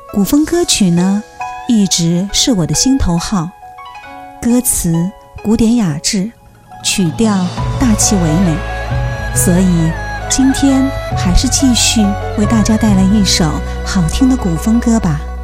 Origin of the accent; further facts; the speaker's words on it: Shanghai, China; 我来自上海